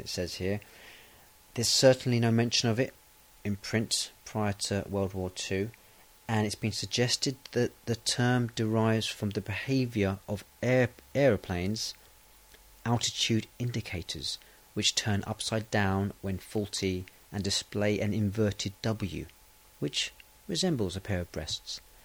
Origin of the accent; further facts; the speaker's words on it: England, United Kingdom; I am English. I'm British.